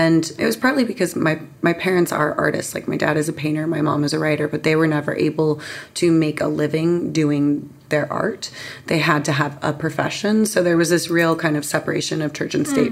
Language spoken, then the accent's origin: English; San Diego, California, United States; also born or lived in London; that's where I grew up. I was born in London, but was raised in San Diego